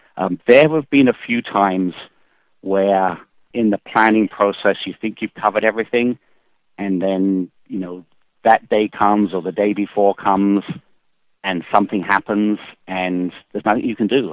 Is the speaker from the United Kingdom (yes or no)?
yes; Kent, South East England, United Kingdom; now in United States; I grew up in England, uh, in Kent, which is the southeast part of England